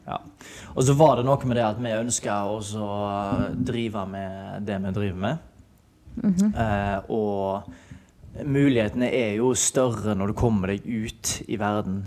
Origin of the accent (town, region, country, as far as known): Haugesund, Rogaland, Norway; moved away as an adult; now in Spain